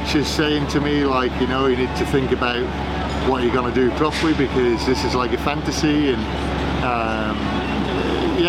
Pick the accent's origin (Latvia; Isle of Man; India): Isle of Man; I come from the Isle of Man